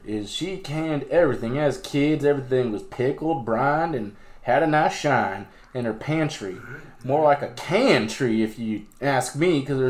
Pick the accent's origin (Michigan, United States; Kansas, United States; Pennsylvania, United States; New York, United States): Kansas, United States; from Kansas.